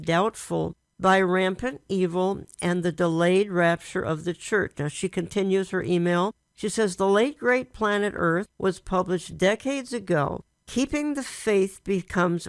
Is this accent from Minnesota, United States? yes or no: yes; Minneapolis, Minnesota, United States; I was raised in Minneapolis, Minnesota, one of the prettiest cities on the face of the earth